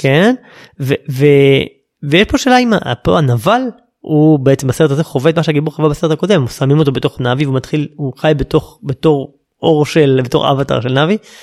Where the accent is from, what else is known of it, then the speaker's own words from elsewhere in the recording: Israel; אנחנו כישראלים